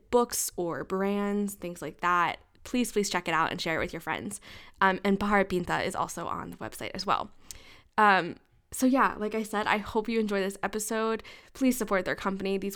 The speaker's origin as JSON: {"language": "English", "country": "United States", "accent": "American", "said": "I know I have an American accent and I cannot roll my R's."}